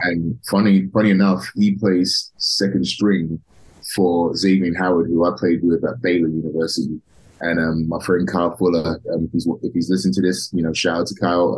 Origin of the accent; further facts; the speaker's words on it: London, United Kingdom; now in United States; I'm actually originally from um, from London, England, uh, okay. a small town in the north of London called Tottenham.